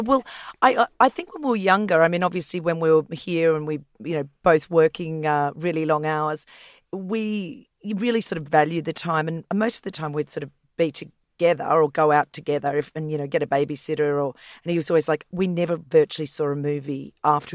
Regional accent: Queensland, Australia; now in Sydney, Australia; I grew up in Queensland and I grew up on a property

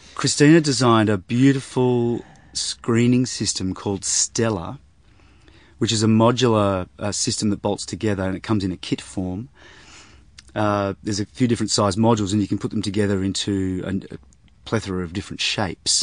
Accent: Sydney, New South Wales, Australia; I was brought up in Sydney, and, uh, so we lived in the northern suburbs of Sydney

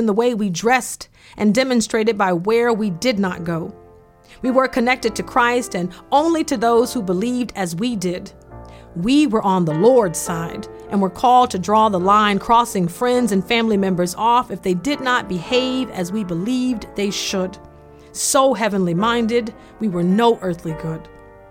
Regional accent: Foley, Alabama, United States; When I was growing up in the South

